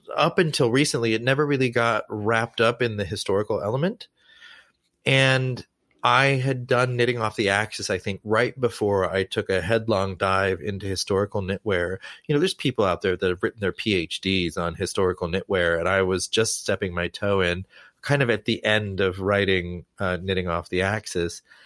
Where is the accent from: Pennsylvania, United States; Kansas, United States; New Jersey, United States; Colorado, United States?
Kansas, United States; Lawrence; I grew up, I grew up in Lawrence, Kansas